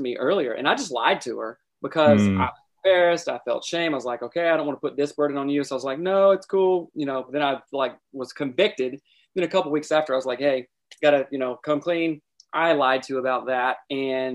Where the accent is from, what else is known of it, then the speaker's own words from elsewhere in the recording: South Carolina, United States; moved away as an adult; also born or lived in Seattle, Washington; I'm originally from South Carolina and, moved out to Seattle, with my friends.